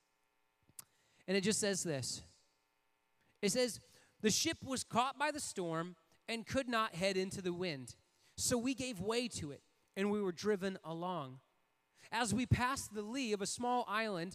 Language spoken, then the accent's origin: English; Port Huron, Michigan, United States; I grew up in Port Huron, Michigan